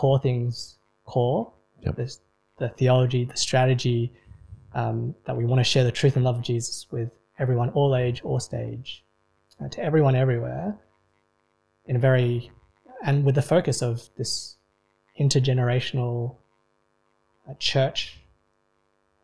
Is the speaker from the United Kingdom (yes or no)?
no; Sydney, New South Wales, Australia; I grew up actually in West Rye, from primary school onwards